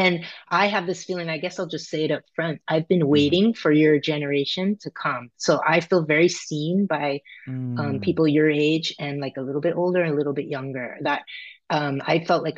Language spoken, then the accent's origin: English; California, United States; I grew up in California